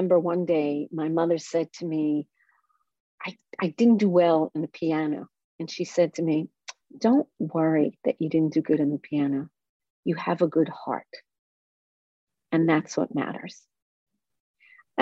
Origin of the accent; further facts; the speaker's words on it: Israel; moved away; I grew up in Israel, and I grew up on a kibbutz.